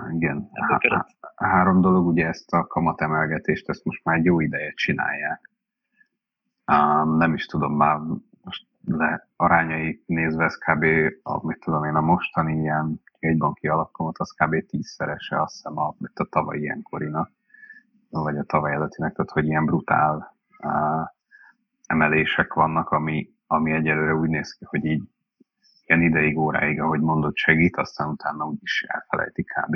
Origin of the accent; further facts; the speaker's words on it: Hungary; a mi kis Magyarországunkban